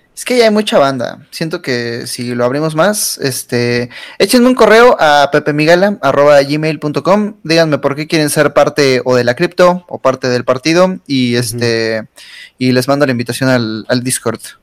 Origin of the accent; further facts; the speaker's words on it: Mexico; como mexicanos